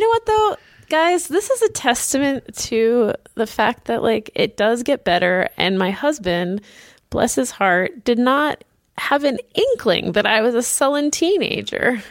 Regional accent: Boston, Massachusetts, United States; it's my hometown

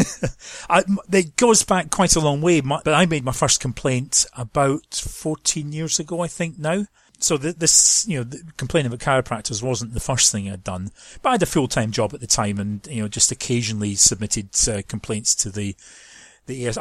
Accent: Scotland, United Kingdom; moved away as an adult; now in London, United Kingdom; Those who know accents will know I'm, I'm not from London. I am from, from Scotland

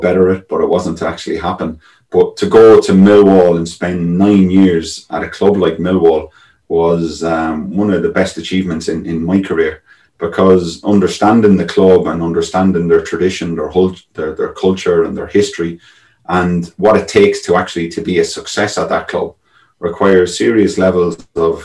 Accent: Ireland; moved away as an adult; you grow up as an Irish kid

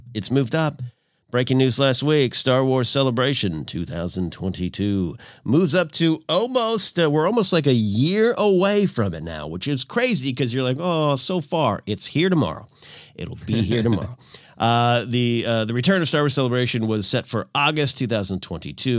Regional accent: Arroyo Grande, California, United States; moved away as an adult; I had moved out of my hometown in nineteen ninety-eight

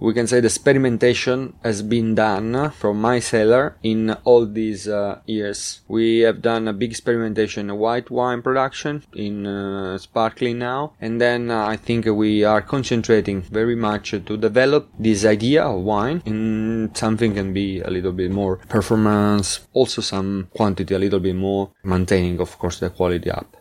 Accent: Marsala, Sicily, Italy; English is a second language; We are, we are from Marsala. We have origins from Marsala.

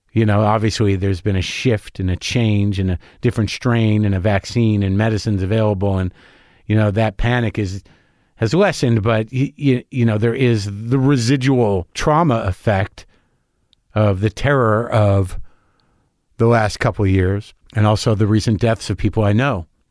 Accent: New Mexico, United States; also born or lived in New Jersey; I moved away when I was, you know, seven, seven or eight years old. I grew up in New Mexico

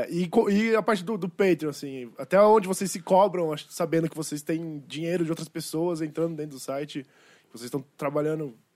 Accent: Osasco, São Paulo, Brazil; tenho 30 anos, sou de Osasco.

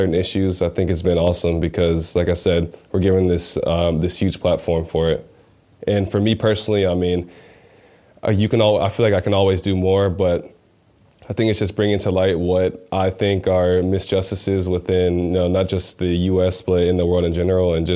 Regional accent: Birmingham, Alabama, United States; moved away; growing up in Birmingham

